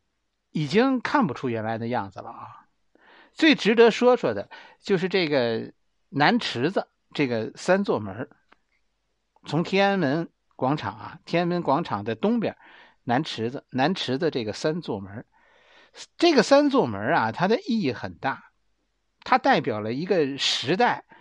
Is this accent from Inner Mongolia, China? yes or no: no; Beijing, China; 我们生在工地里。北京的工地